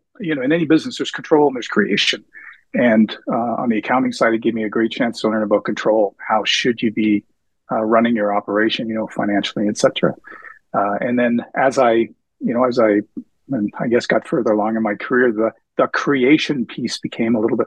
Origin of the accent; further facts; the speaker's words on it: New Brunswick, Canada; also born or lived in Prince Edward Island / Nova Scotia; now in Edmonton, Canada; I was born PEI and I grew up in New Brunswick